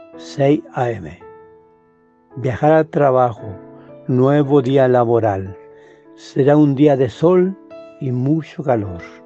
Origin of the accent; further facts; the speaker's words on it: Chile; Yo soy chileno, vivo en Santiago de Chile